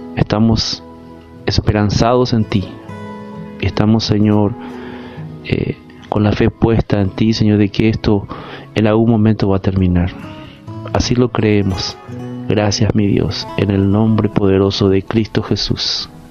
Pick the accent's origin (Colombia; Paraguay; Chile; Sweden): Paraguay; estamos viviendo como paraguayos